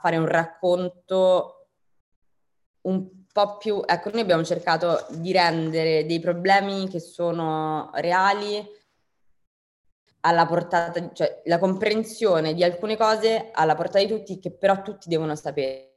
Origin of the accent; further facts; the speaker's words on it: Rome, Lazio, Italy; moved away as an adult; also born or lived in London / New York; io sono di Roma